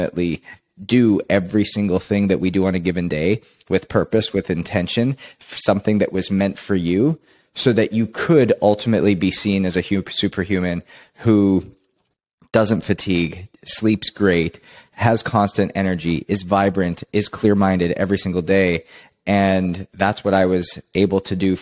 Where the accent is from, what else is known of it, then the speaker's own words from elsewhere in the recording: Canada; I was born and raised in Canada